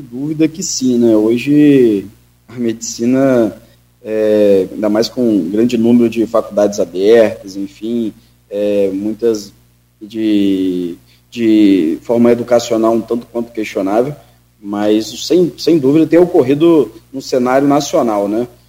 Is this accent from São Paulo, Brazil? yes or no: no; São Francisco de Itabapoana, Rio de Janeiro, Brazil; minha cidade natal é São Francisco